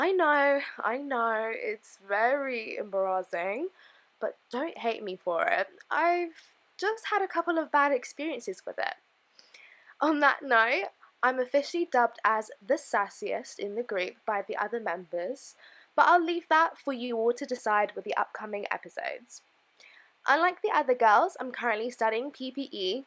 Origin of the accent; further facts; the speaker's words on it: London, United Kingdom; also born or lived in Bordeaux, France; I'm from Northwest London